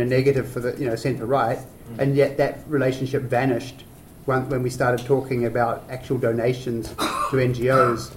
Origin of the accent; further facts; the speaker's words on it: New Zealand; I'm a New Zealander